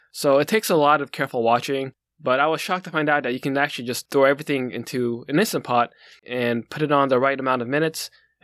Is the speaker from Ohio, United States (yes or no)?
yes; Northeast Ohio, United States; when I grew up in Northeast Ohio, you know, I grew up in basically a grocery store. Like, we all grew up in the family business.